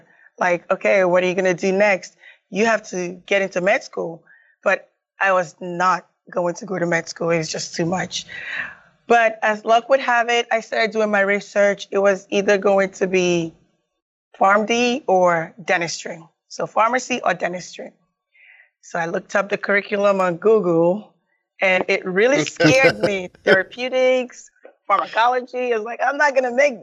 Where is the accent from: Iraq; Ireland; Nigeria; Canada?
Nigeria; also born or lived in Raleigh, North Carolina / Asheville, North Carolina; now in United States; I was born and raised in Nigeria and I came to the U.S. maybe in 1997.